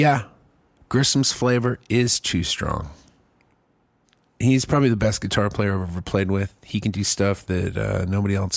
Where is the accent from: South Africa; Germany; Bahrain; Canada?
Germany; now in Texas, United States; I grew up in Germany